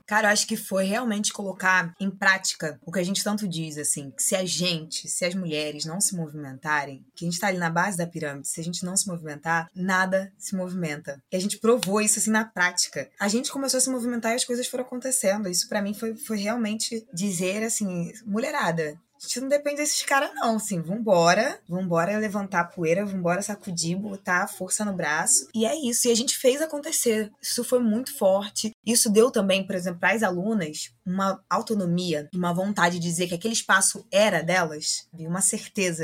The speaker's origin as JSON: {"language": "Portuguese", "region": "Rio de Janeiro", "country": "Brazil", "tie": "born or raised there", "also_born_or_lived": "Salvador, Bahia", "said": "Eu nasci em Salvador, mas minha mãe é carioca e é cria aqui do Morro do Adeus. E aí, dois anos depois, eu retorno para o Rio junto com a minha mãe, aqui mesmo para o Morro do Adeus, e desde então cresci nesse lugar"}